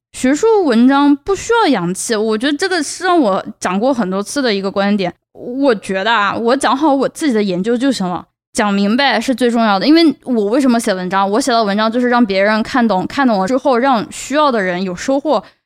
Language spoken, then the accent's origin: Chinese; China; accent: Chinese; first language Chinese; moved away as an adult; now in United States; 我是从中国来的，我有中国， 我有中国口音